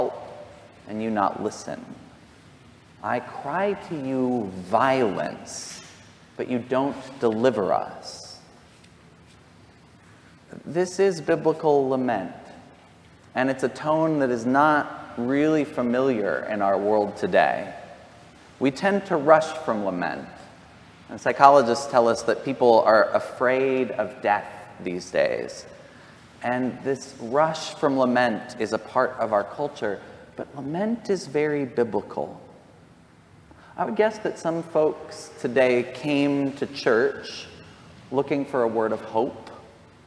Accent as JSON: {"language": "English", "area": "near Columbine, Jefferson County", "region": "Colorado", "country": "United States", "tie": "born or raised there", "said": "I grew up near Columbine."}